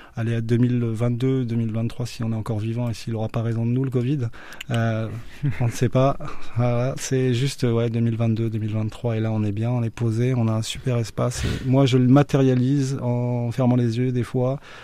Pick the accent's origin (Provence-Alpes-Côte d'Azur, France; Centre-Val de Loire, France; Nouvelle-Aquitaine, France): Centre-Val de Loire, France; Beauce; also born or lived in Orléans; je suis de la Beauce, le grenier de la France